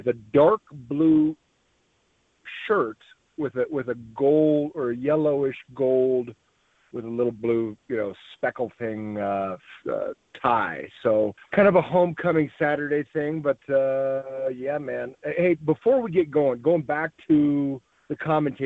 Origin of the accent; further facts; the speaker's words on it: Washington, United States; moved away as an adult; also born or lived in Colorado; We're both from Washington